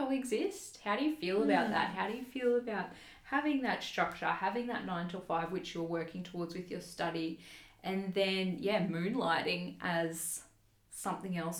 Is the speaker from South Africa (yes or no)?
no; Toowoomba, Queensland, Australia; my hometown is Toowoomba in Queensland